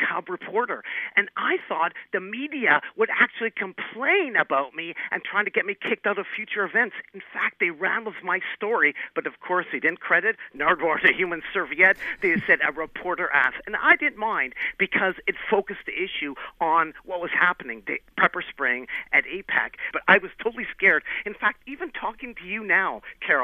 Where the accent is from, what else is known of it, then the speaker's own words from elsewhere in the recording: Vancouver, British Columbia, Canada; On Granville Street in Vancouver, British Columbia, Canada, my hometown